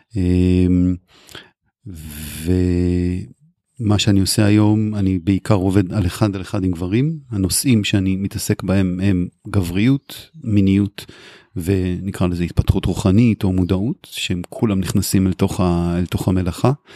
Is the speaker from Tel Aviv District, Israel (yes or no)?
no; Kfar Tavor, Northern District, Israel; also born or lived in Haifa; אני גדלתי בחיפה והגעתי בגיל שש לכפר תבור